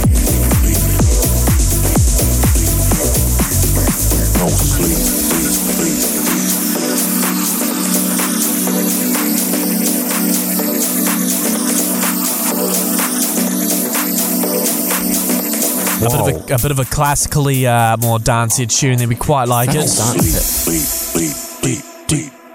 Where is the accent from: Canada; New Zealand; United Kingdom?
New Zealand; Auckland; now in Christchurch, New Zealand; My hometown's Auckland, but it's where I live.